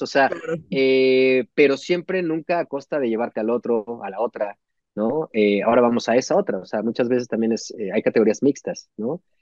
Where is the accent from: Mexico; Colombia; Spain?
Mexico; como jugador mexicano